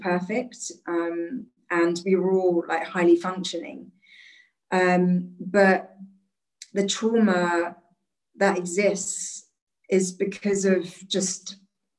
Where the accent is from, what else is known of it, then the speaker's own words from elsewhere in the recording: London, United Kingdom; I was born in London, raised in London.